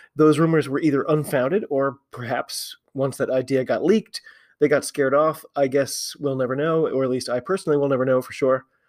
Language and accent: English; United States; I'm an American